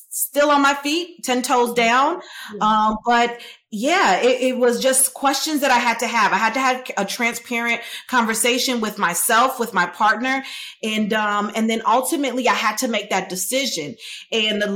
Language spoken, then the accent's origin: English; Chicago, Illinois, United States; I'm a girl from Chicago, from around the way